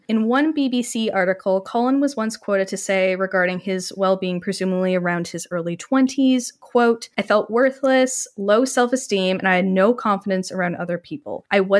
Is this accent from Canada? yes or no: yes; Canada; It just sounds bad coming from me because I'm disturbingly Canadian.